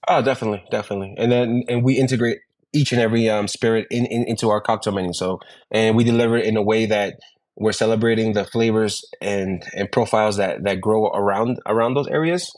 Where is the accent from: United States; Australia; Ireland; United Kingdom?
United States; New York; moved away as an adult; also born or lived in Ecuador; now in Mexico City, Mexico; I was born in Ecuador, but I was raised in New York